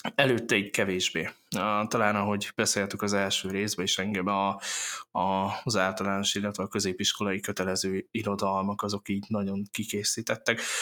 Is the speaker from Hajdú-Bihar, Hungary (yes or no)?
no; Miskolc, Borsod-Abaúj-Zemplén, Hungary; egy csodálatos uh, borsori faluból, úgynevezett Miskolc